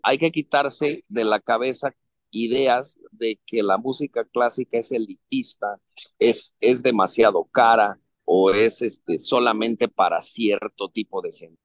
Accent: Mexico; Yo soy un director mexicano, también trabajo en México

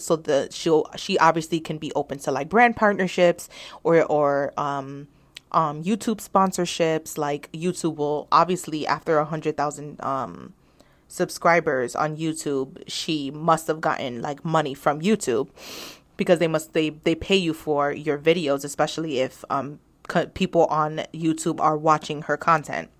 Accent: New York, United States; I am a New Yorker

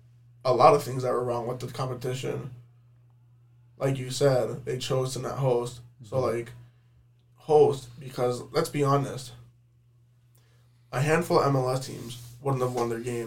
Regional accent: Joliet, Illinois, United States; you were in Joliet? That's where I'm from, buddy.

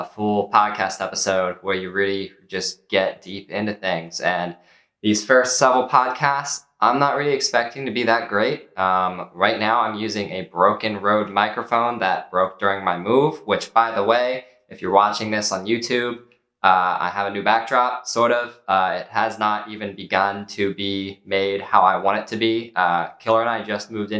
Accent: Maryland, United States; I'm from Maryland

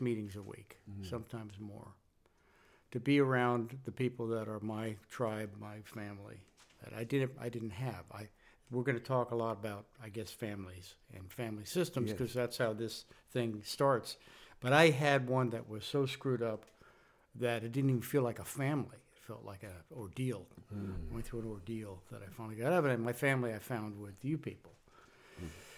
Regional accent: San Francisco, California, United States; I'm from California. In my childhood was California, Northern California, San Francisco area.

